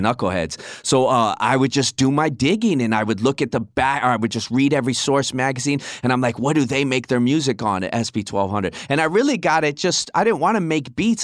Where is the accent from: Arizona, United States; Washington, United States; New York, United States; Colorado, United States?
Arizona, United States; Tucson; moved away as an adult; Born and raised in Tucson, Arizona. I've never lived anywhere else except now here.